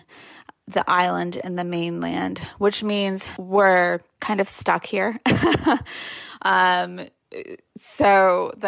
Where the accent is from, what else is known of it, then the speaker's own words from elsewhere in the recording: California, United States; moved away; my home state, California